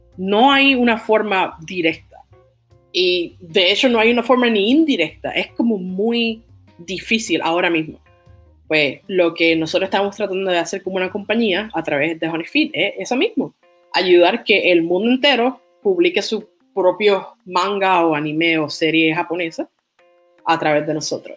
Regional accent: Toa Baja, Puerto Rico; moved away as an adult; now in Tokyo, Japan; soy de Toa Baja, Puerto Rico.

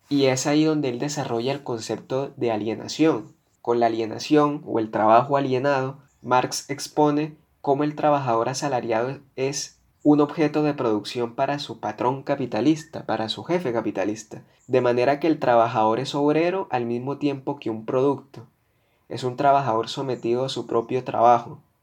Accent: Colombia; como ciudadano que soy de este país, como colombiano

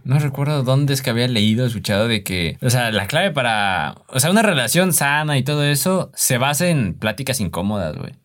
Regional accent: Mexico; siendo mexicanos queremos todo así rápido

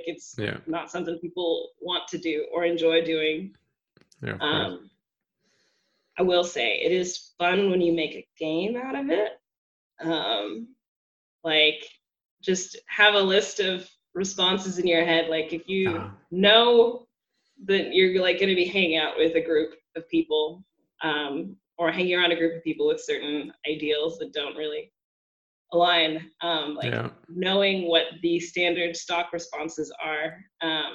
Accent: Texas, United States; moved away as an adult; now in Berlin, Germany; coming from the South, because I'm from Texas

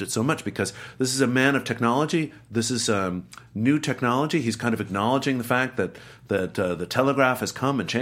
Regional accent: Alexandria, Virginia, United States; also born or lived in Paris; I'm from Alexandria, Virginia.

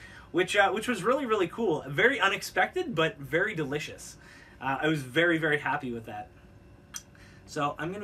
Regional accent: Stratford, Ontario, Canada; my hometown, Stratford, Ontario

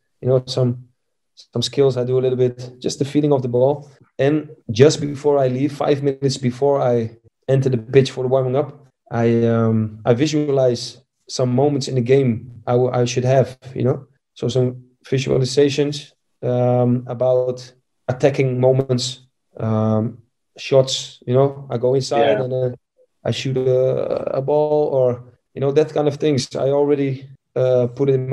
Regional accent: Amsterdam, North Holland, Netherlands; I was born in Amsterdam

